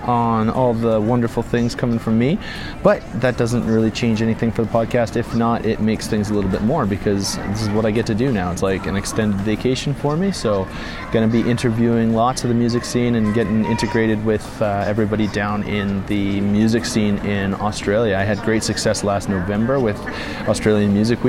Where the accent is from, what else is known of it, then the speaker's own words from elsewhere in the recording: Calgary, Alberta, Canada; moved away as an adult; now in Hamilton, Canada; back in my hometown, or just east of the city, back in Calgary